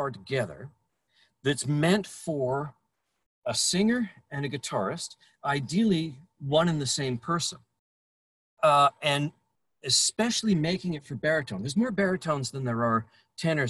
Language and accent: English; Brandon, Manitoba, Canada; Growing up in Brandon, Manitoba